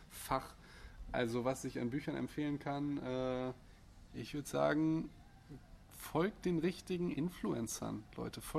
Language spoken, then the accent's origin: German; Austria; Ich bin Österreicher.